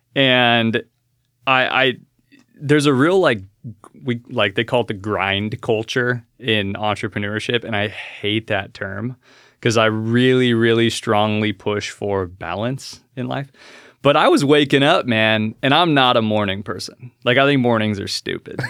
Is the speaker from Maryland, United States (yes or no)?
no; Alaska, United States; I was born and raised in Alaska